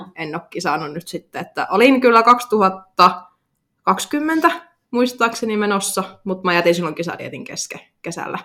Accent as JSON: {"language": "Finnish", "town": "Oulu", "region": "North Ostrobothnia", "country": "Finland", "tie": "born or raised there", "said": "mä oon syntynyt Oulussa"}